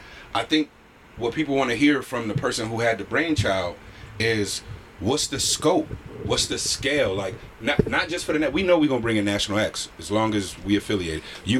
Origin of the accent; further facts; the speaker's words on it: Buffalo, New York, United States; moved away as an adult; now in Connecticut, United States; I'm Buffalo born and raised. I'm CT cultivated. I've been out here since I was 18. I'm 37 now.